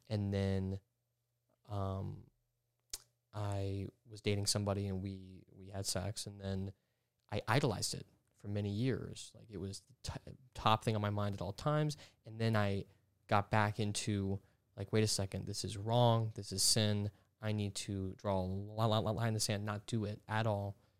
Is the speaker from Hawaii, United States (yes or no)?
no; Georgia, United States; I grew up in Georgia